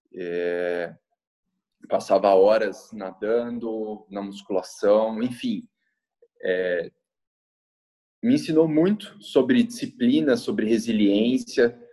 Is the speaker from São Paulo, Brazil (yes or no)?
yes; Campinas, São Paulo, Brazil; Eu sou nascido em Campinas, São Paulo, desde novinho, desde meus 10 anos